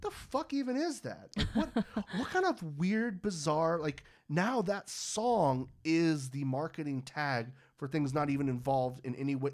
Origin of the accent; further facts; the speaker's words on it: Pittsburg, California, United States; my hometown of Pittsburgh, California